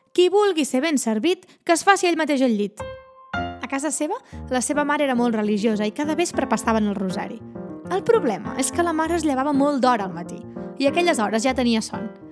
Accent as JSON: {"language": "Catalan", "town": "Ullastrell", "region": "Catalonia", "country": "Spain", "tie": "born or raised there", "said": "A Ullastrell, al meu poble"}